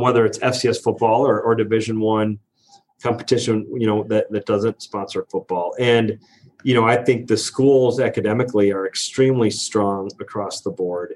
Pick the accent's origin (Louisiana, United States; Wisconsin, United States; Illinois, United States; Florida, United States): Wisconsin, United States; La Crosse; moved away; I grew up in Lacrosse, Wisconsin, a town of about fifty thousand people